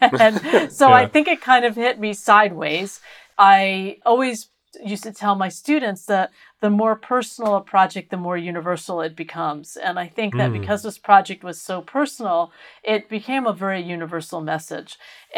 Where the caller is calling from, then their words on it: San Luis Obispo, California, United States; I am in San Luis Obispo, California, which is halfway between Los Angeles and San Francisco.